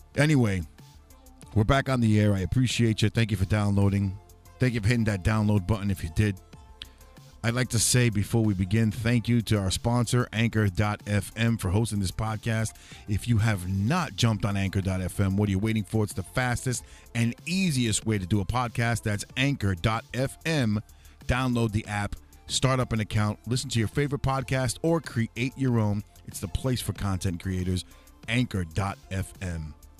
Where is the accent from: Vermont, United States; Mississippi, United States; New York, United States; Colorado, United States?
New York, United States; New York City; I was born and raised in New York City